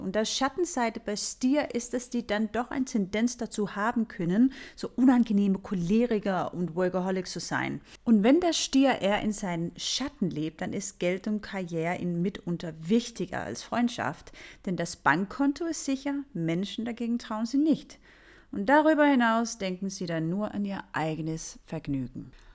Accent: Denmark; ich bin ja Dänin und in Dänemark nennen wir das Hüge

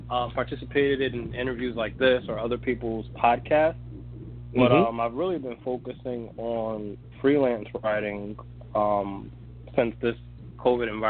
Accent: Mount Vernon, New York, United States; moved away as an adult; also born or lived in San Antonio, Texas; now in Hartford, United States; I grew up in Mount Vernon, New York

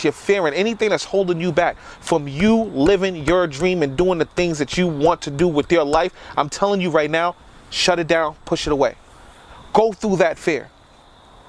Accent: New York City, New York, United States; now in Yonkers, United States; I'm a boy from the South Bronx. I live in Yonkers now, but New York was my life.

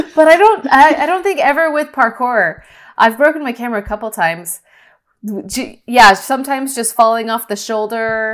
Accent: Northern California, United States; also born or lived in Los Angeles; I grew up in California, Northern California

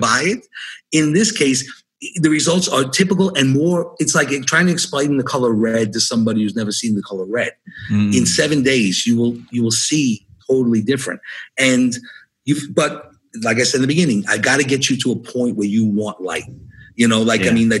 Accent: New York City, New York, United States; I grew up in New York City.

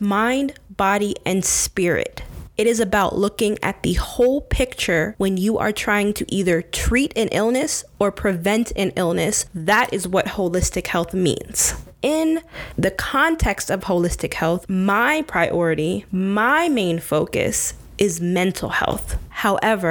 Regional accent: United States; Us as an American society

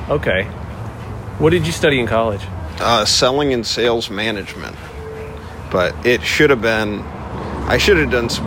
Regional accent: Midwest, United States; also born or lived in Vermont / Indiana / Las Vegas; I grew up in the Midwest. I originally from Vermont

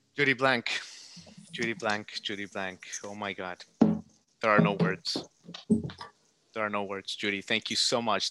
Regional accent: United States; as an American

